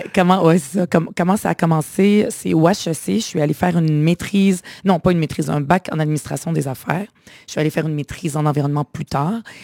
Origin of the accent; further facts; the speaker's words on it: Quebec, Canada; je me disais fièrement québécoise